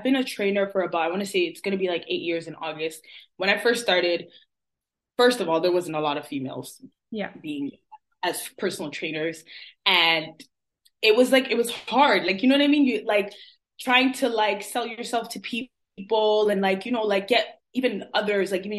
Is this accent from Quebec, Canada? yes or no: no; Toronto, Ontario, Canada; also born or lived in Montreal; I was born in Montreal and then we came down to Toronto. So I've been living in, I was raised in Toronto, but I was born in Montreal.